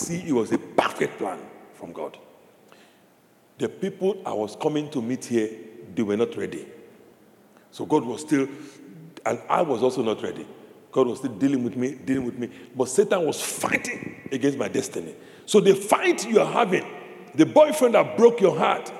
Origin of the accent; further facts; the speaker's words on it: Nigeria; moved away; I grew up in Nigeria, in this country